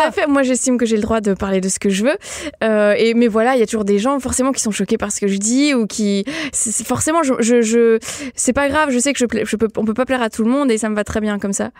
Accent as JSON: {"language": "French", "country": "Belgium", "said": "je suis belge à la base"}